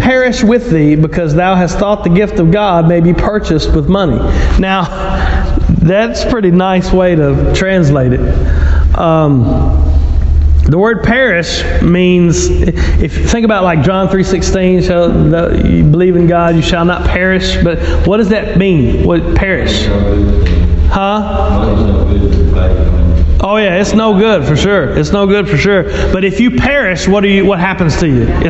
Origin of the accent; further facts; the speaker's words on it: Louisiana, United States; I'm from Louisiana